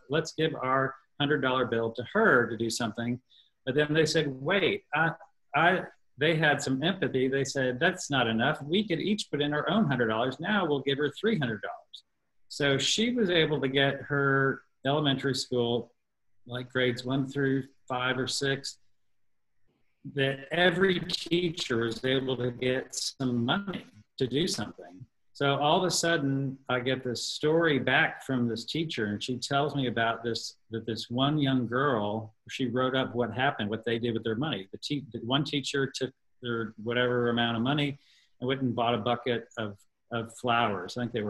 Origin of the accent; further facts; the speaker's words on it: Texas, United States; one of the last few times that the show had just come here to my home state of Texas before everything was canceled. And so when it came here to Austin